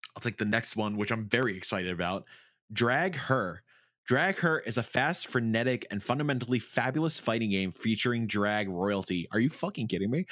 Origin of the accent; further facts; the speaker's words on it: United States; I'm too American